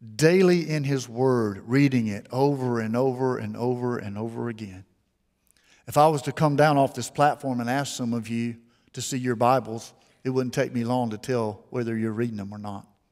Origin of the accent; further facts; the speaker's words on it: Mobile, Alabama, United States; I was raised here in Mobile